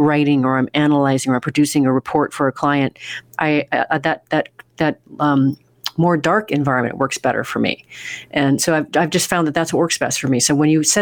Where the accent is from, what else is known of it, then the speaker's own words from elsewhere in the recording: Oregon, United States; moved away; I'm from Oregon originally